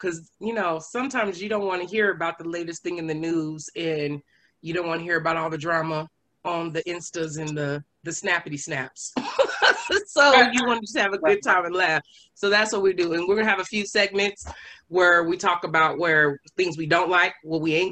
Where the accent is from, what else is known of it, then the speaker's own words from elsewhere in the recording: Phoenix, Arizona, United States; Born and raised Phoenix, Arizona, the oldest of two. Southside Phoenix